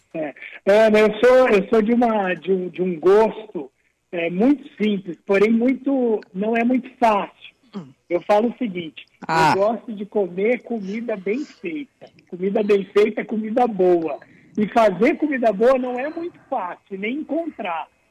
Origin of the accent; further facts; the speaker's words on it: Campo Grande, Mato Grosso do Sul, Brazil; moved away; also born or lived in São Paulo / Barcelona; Campo Grande, que é a cidade onde eu nasci e que eu estou residindo nesse período de, de pandemia